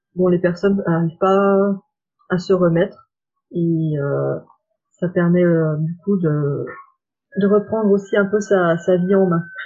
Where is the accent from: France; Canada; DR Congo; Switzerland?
France; Saône-et-Loire, Bourgogne-Franche-Comté; moved away as an adult; now in Lyon, France; je viens de Saône-et-Loire et je suis venue à Lyon donc euh, pour faire mes études